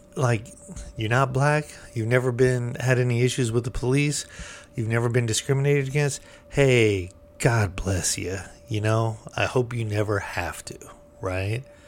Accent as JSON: {"language": "English", "country": "United States", "said": "being American"}